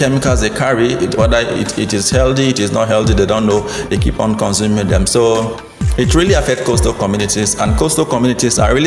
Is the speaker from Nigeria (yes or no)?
yes; Minimbie, Akassa Kingdom, Bayelsa, Nigeria; I am from Minimbie in Akasa Kingdom.